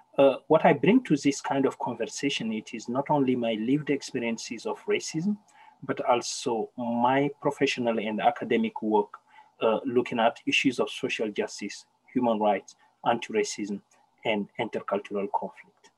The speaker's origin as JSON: {"language": "English", "country": "Senegal", "tie": "born or raised there", "moved": "yes", "lives_now": "Victoria, Canada", "said": "I was born in a small village in Senegal called Soringo, and I'm from a tribe called the Soninke."}